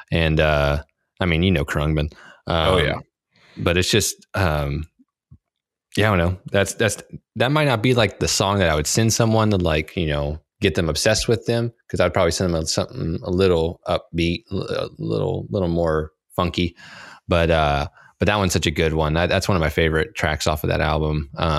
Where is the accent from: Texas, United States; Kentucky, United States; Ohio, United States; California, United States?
Texas, United States; did I mention I'm from Texas? Did I tell you that?